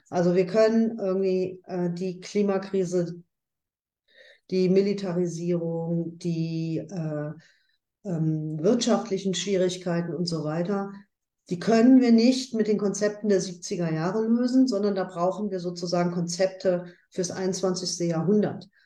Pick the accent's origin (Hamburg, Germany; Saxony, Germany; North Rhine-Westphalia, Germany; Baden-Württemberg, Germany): North Rhine-Westphalia, Germany; Ruhr area; bei uns im Ruhrgebiet